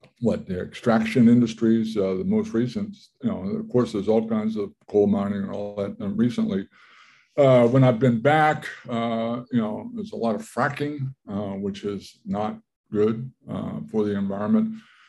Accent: Whiskey Run, Wetzel County, West Virginia, United States; moved away; I grew up on Whiskey Run, which is it's in Wetzel County, West Virginia.

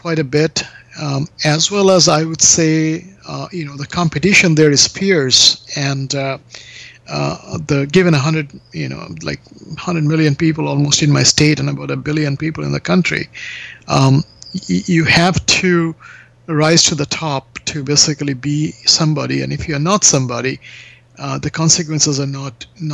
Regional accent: Kolkata, West Bengal, India; moved away as an adult; now in Toronto, Canada; I was born in Calcutta in 1968, in India.

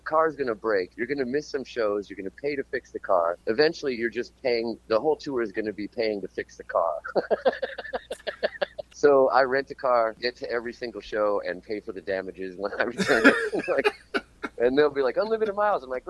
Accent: Tucson, Arizona, United States; moved away as an adult; now in Melbourne, Australia; I'm from Tucson. I started doing this in Tucson

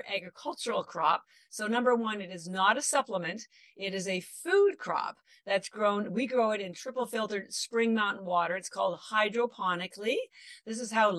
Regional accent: Canada; now in Boston, United States; I live in Boston, but I'm actually Canadian

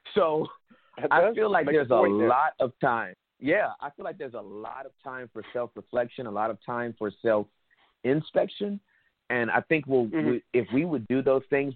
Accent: Inglewood, California, United States; I was born and raised in Inglewood, California

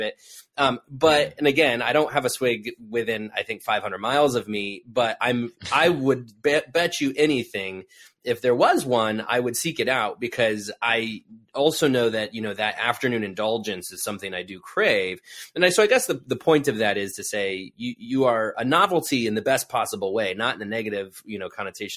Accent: Midwest, United States; moved away; also born or lived in the South; I'm from the Midwest. And so I of course grew up calling it pop. You know, I moved to the South

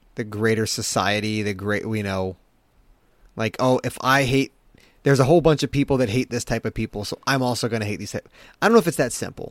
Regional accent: Baltimore, Maryland, United States; I was born in Baltimore, or in, in, uh, in the Maryland area

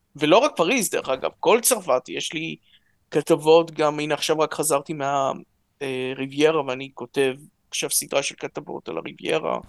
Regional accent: Jerusalem, Jerusalem District, Israel; אני ירושלמי, ההורים עלו מרוסיה

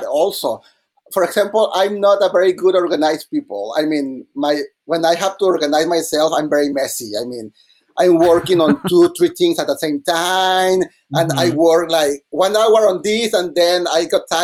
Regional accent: Mexico; English is a second language; moved away as an adult; now in New York, United States; I'm from Mexico, I'm studying at NYU

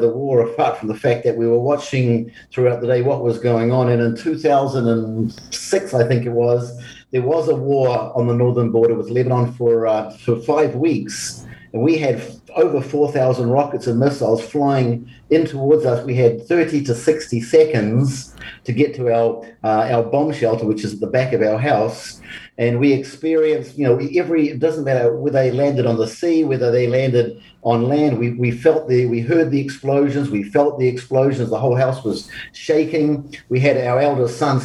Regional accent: New Zealand; being a Kiwi

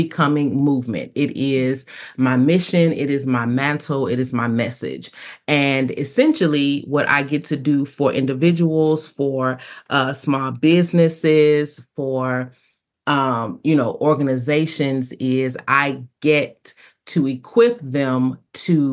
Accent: Detroit, Michigan, United States; now in Talladega, United States; So I am originally from Detroit, Michigan. I have been in Talladega, Alabama.

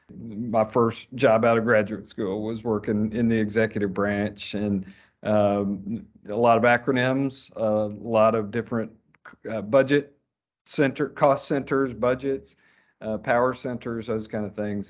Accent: Fayetteville, Arkansas, United States; I grew up in Fayetteville

